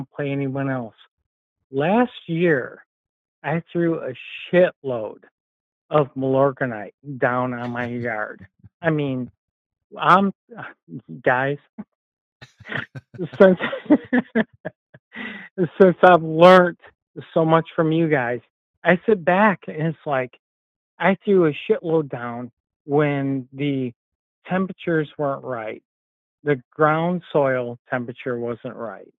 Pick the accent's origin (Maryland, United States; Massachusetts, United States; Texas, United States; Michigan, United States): Michigan, United States; Southeast; accent: Midwest; I'm from Southeast Michigan